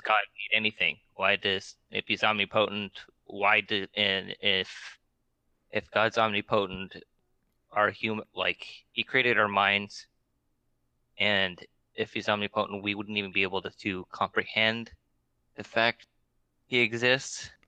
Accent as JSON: {"language": "English", "region": "Alaska", "country": "United States", "said": "we're both from Alaska"}